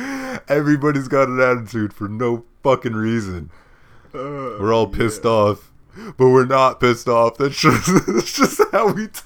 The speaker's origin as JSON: {"language": "English", "region": "New York", "country": "United States", "said": "I'm from New York."}